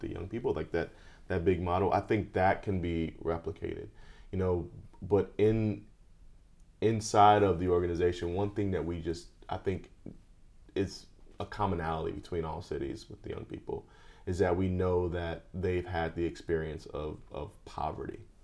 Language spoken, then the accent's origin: English; Chicago, Illinois, United States; now in Los Angeles, United States; I grew up in Chicago